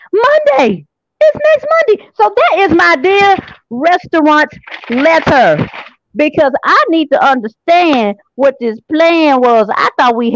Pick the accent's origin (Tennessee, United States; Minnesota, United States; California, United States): Tennessee, United States; Memphis; I'm from South Memphis